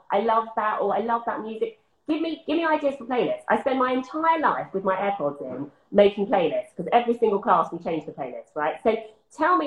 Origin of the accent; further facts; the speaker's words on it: Essex, East of England, United Kingdom; moved away; I'm from Essex